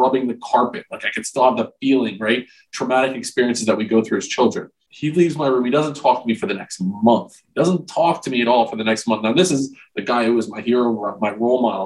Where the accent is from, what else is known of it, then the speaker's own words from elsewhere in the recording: Old Bridge, New Jersey, United States; I grew up in Old Bridge, New Jersey, south of Rutgers